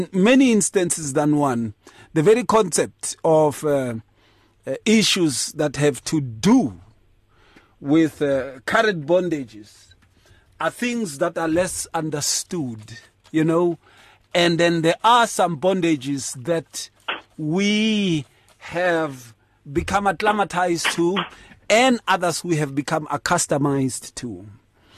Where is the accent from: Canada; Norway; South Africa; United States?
South Africa; Atteridgeville, Gauteng; in the townships when I was growing up in Atrichville.